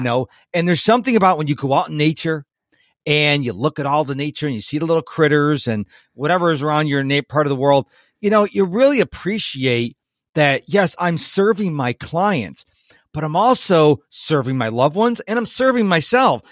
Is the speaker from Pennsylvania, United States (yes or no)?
no; Rochester, New York, United States; moved away; I'm originally from Rochester, New York